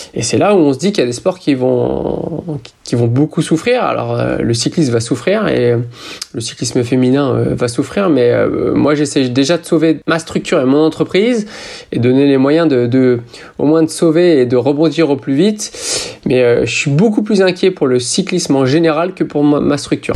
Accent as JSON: {"language": "French", "country": "France", "said": "je suis français"}